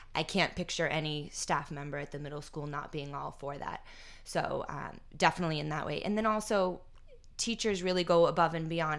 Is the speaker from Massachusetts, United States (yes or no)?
yes; North Andover, Massachusetts, United States; I grew up in North Andover, grew up hanging out here at the U Center